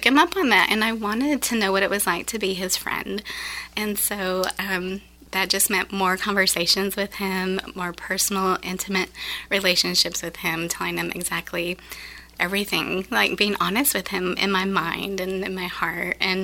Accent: Wyoming, United States; moved away as an adult; now in Sulphur Springs, United States; I'm from Wyoming

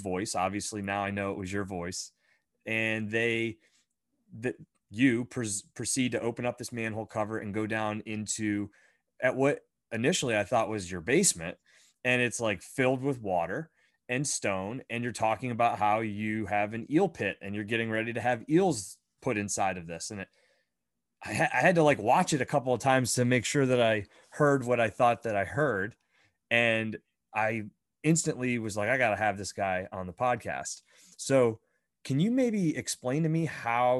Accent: Pennsylvania, United States; I grew up in Pennsylvania, and I still live in Pennsylvania now.

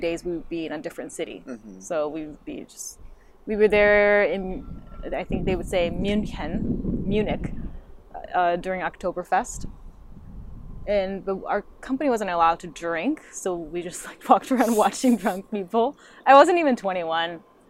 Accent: Japan; English is a second language; moved away as an adult; now in Los Angeles, United States; We grew up in Japan until we're 18

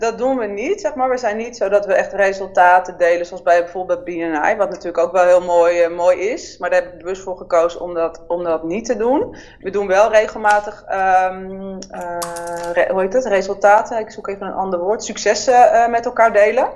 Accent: Amsterdam, North Holland, Netherlands; geboren in Amsterdam in 1977

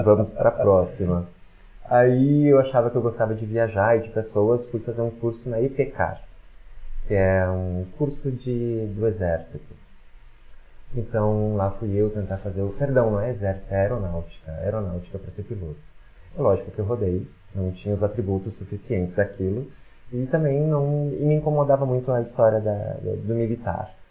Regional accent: Porto Alegre, Rio Grande do Sul, Brazil; moved away as an adult; now in Caxias do Sul, Brazil; eu sou de Porto Alegre. Quando eu vim pra cá, eu não conhecia ninguém

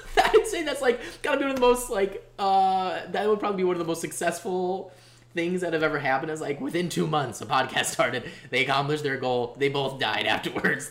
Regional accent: Bolingbrook, Illinois, United States; now in Chicago, United States; I grew up in Bolingbrook, and right by where the IKEA is

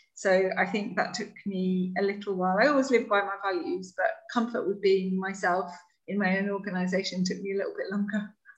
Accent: West Cumbria, North West England, United Kingdom; moved away; I grew up in West Cumbria in the north of England, so just on the edge of the Lake District, near the coast.

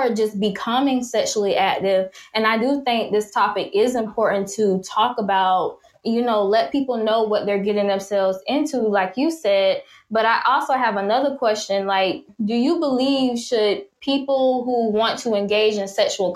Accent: Jacksonville, Florida, United States; my hometown, Jacksonville, Florida

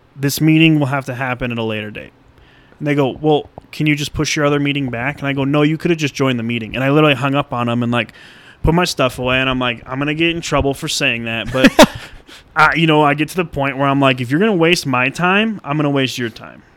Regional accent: Colorado, United States; I was born and raised in Colorado

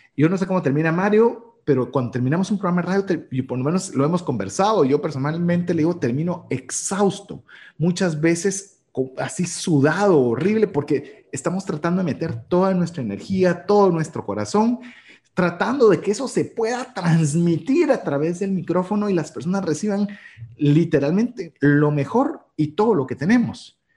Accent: Guatemala; cultura guatemalteca, que es de donde emitimos este programa

